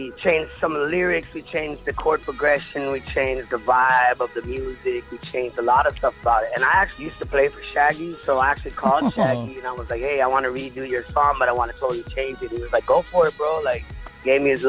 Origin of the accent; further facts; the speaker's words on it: Los Angeles, California, United States; I'm from Venice, California